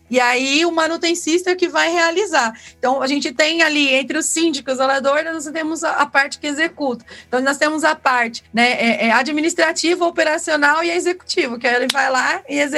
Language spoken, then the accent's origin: Portuguese; Caraguatatuba, São Paulo, Brazil; E, e eu vou falar para você, eu vim de Caraguatatuba, eu trabalhei em administradora